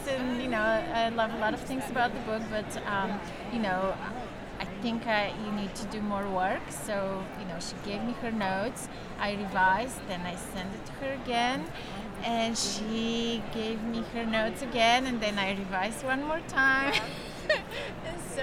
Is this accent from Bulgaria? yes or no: yes; Bulgaria; moved away as an adult; now in New York, United States; I'm originally from Bulgaria. I grew up there during communism, but I've been living in New York for the past, 24 years